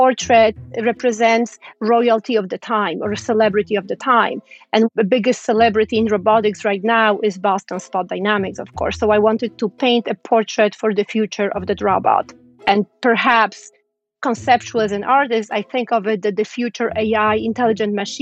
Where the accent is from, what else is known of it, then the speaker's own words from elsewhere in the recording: Łódź, Łódź Voivodeship, Poland; English is a second language; moved away as an adult; now in United States; I'm from Poland. I'm from a city called Łódź.